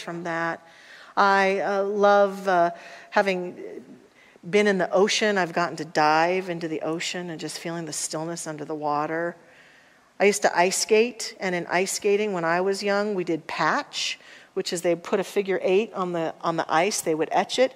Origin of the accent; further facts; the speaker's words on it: Salida, Colorado, United States; I'm a fifth generation Coloradan, and I was born in Salida, Colorado